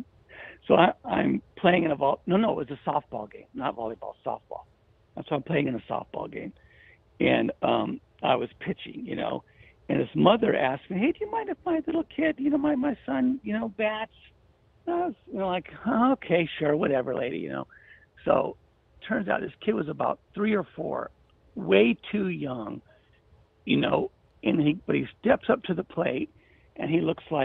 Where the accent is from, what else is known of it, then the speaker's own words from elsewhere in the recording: San Francisco, California, United States; now in Seattle, United States; I'm actually from San Francisco, but now I live in Seattle.